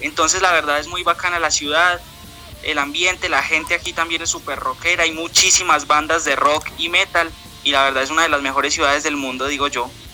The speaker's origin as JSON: {"language": "Spanish", "town": "Pereira", "region": "Risaralda", "country": "Colombia", "said": "Somos de Pereira"}